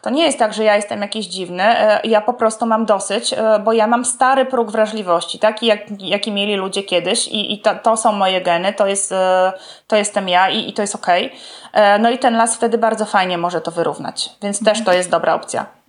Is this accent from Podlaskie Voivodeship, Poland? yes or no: yes; Podlaskie Voivodeship, Poland; obie jesteśmy z Podlasia